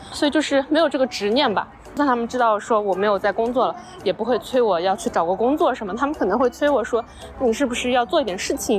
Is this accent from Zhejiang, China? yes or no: yes; Wenzhou, Zhejiang, China; moved away; 就我们老家那边的话，其实本来大家对于打工这件事情就不是特别的看重